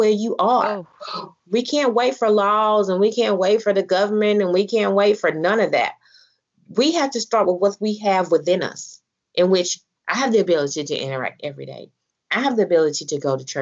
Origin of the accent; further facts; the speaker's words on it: Selma, Alabama, United States; I'm from Salem now, the heart of the black belt